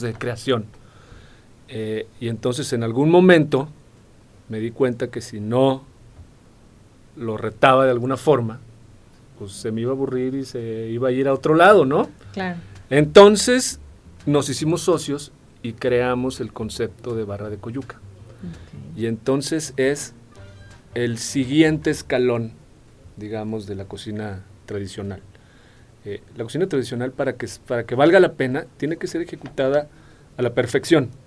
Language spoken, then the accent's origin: Spanish; Colima, Mexico; now in Querétaro, Mexico; yo soy de Colima y me casé con una capulqueña